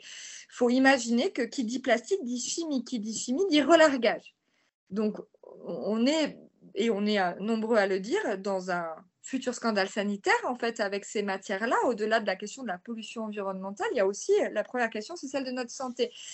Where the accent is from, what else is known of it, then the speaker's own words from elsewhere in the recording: near Marseille, Provence-Alpes-Côte d'Azur, France; je suis originaire de près de Marseille